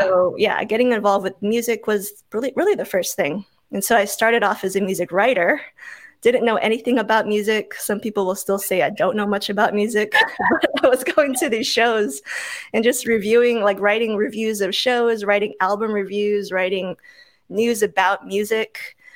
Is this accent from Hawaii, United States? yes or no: yes; Oahu, Hawaii, United States; moved away as an adult; also born or lived in Tacoma, Washington; I grew up in Hawaii on the island of Oahu.